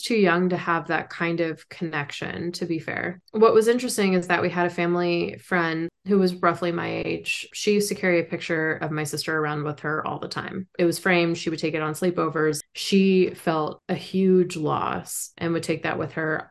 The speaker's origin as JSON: {"language": "English", "area": "San Francisco Bay Area", "region": "California", "country": "United States", "said": "we're from the San Francisco Bay Area"}